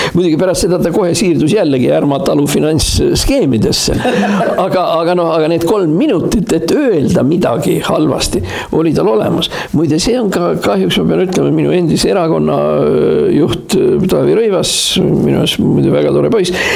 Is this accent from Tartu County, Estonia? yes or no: yes; Tartu, Tartu County, Estonia; ma olen sündinud Tartus Hermanni tänaval